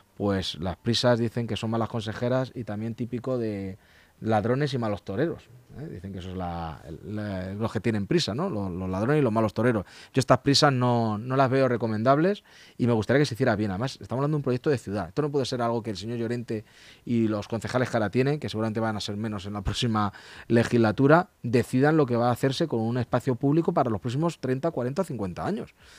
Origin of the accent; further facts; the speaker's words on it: Leganés, Community of Madrid, Spain; los vecinos de Leganés somos vecinos de Leganés